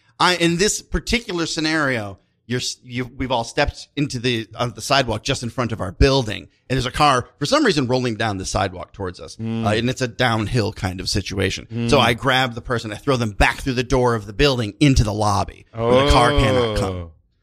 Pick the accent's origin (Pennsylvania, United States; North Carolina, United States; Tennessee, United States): Tennessee, United States; I'm lightly Scotch-Irish, and I'm from Tennessee